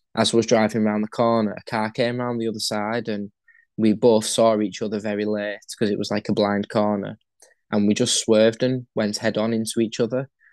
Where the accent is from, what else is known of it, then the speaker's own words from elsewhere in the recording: St Helens, North West England, United Kingdom; hometown, St. Helens, where I live.